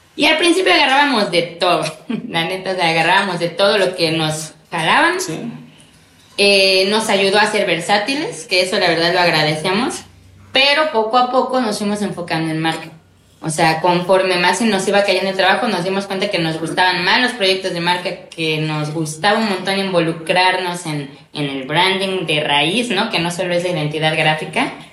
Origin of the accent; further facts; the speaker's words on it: Córdoba, Veracruz, Mexico; moved away as an adult; now in Xalapa, Mexico; soy cordobesa, de nacimiento, pero bueno, vine a Jalapa a estudiar ya hace como 15 años